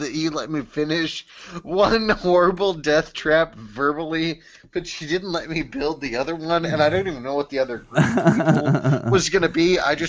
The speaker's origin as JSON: {"language": "English", "country": "United States", "also_born_or_lived": "Boston", "said": "I'm an American"}